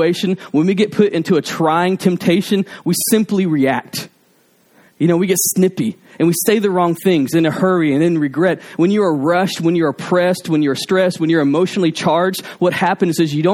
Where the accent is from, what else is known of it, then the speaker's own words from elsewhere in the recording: Alabama, United States; I'm from Alabama